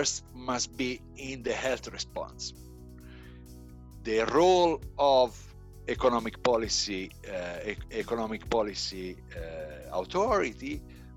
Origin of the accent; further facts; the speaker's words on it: Italy; moved away as an adult; also born or lived in United Kingdom / South Africa; now in Pretoria, South Africa; I am originally from Italy. I studied in Italy and after in UK.